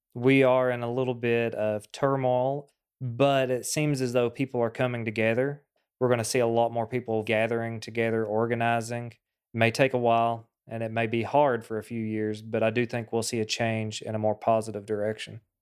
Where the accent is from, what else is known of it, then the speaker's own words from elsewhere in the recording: Appalachia, eastern Kentucky, United States; We grew up with water contamination issues